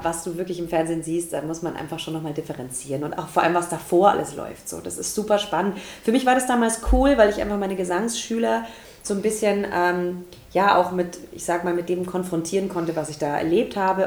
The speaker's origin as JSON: {"language": "German", "town": "Deggendorf", "region": "Bavaria", "country": "Germany", "tie": "born or raised there", "also_born_or_lived": "Passau / Munich / Stuttgart", "moved": "yes", "lives_now": "Nuremberg, Germany", "said": "ich komme tatsächlich ursprünglich aus Passau. Also da bin ich geboren, so tiefstes Niederbayern. Und ähm, ja, und dann bin ich aufgewachsen, so Deckendorf, Straubing, die Ecke. Immer noch tiefstes Niederbayern."}